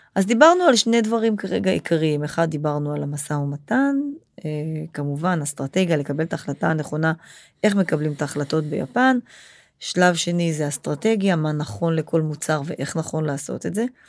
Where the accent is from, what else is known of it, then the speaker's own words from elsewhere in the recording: Israel; אנחנו כישראלים חיים פה את זה